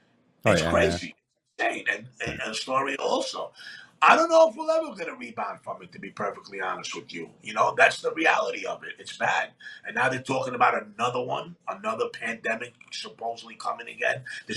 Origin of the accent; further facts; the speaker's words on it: Athens, Attica, Greece; moved away; I came into this country, I immigrated from Greece, Athens, Greece, in 1971. My father came over here in 1971, worked for 6 months straight, saved money, and then had my sister, myself, and my mom fly